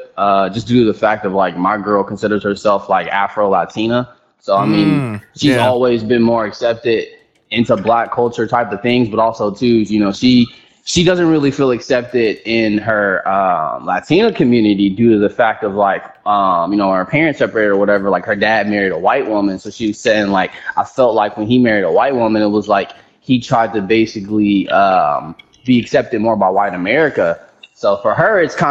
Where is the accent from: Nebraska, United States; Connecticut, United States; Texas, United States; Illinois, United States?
Texas, United States; Houston; I'm from Texas